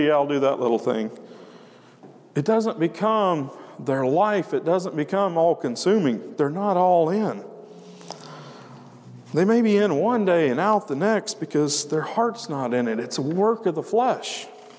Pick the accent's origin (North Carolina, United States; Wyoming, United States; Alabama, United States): Wyoming, United States; we come from Wyoming, and man, part of the reason it's hard ground is because the locals, you got these ranchers that they're not that far removed from the pioneers that carved that country out from a wilderness.